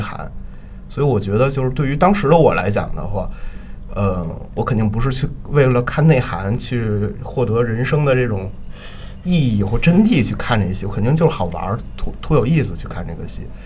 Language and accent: Chinese; Beijing, China; 我是北京人，然后从小的话，就，就我们家离人艺非常近，离人艺非常近，那个我童年 生活的那条胡同的话，就在人艺边上，然后那条胡同名字叫豹房胡同，然后我家距离人艺的直线距离可能就六百米左右